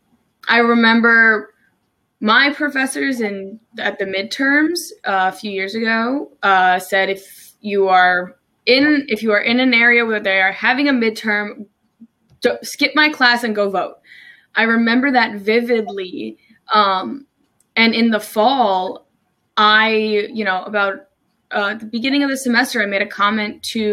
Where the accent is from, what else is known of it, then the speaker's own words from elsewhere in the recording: New Jersey, United States; moved away as an adult; also born or lived in Maryland; now in Salisbury, United States; I'm originally from New Jersey. I moved to Maryland about almost 3 years ago now.